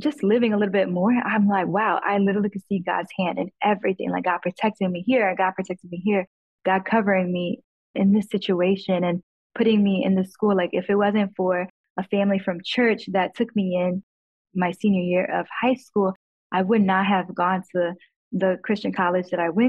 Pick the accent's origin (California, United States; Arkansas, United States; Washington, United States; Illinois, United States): Illinois, United States; Chicago; moved away; I grew up in Chicago in the hood.